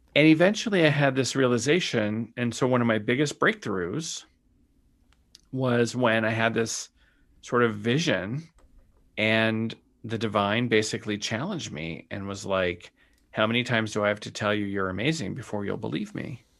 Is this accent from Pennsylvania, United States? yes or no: no; Sonoran Desert, Arizona, United States; I grew up in the Sonoran Desert